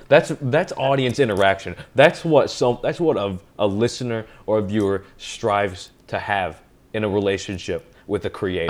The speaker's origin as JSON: {"language": "English", "region": "Western Kentucky", "country": "United States", "moved": "yes", "lives_now": "Saugerties, United States", "said": "when somebody asks me where am I originally from, I say Western Kentucky"}